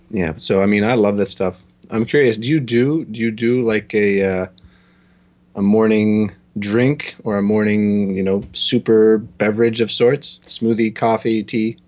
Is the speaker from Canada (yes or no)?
yes; Toronto, Ontario, Canada; I'm from Toronto